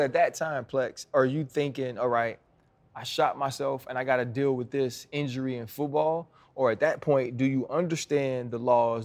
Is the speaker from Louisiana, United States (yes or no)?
yes; Louisiana, United States; I'm from Louisiana